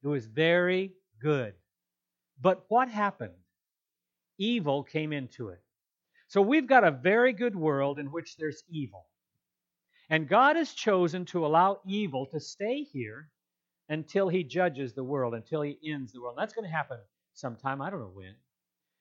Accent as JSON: {"language": "English", "town": "Eureka", "region": "California", "country": "United States", "tie": "born or raised there", "said": "growing up in Eureka, my dad was a pastor"}